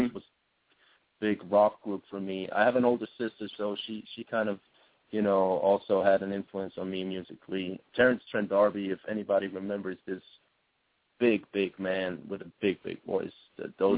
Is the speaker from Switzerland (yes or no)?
yes; Switzerland; Switzerland, my home base is a beautiful country.